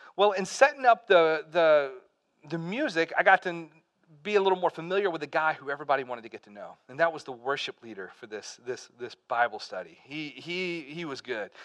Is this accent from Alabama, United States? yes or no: yes; Pell City, Alabama, United States; moved away as an adult; also born or lived in Birmingham, Alabama / North Carolina; I grew up in Alabama. I uh, lived there until I was 18 years old.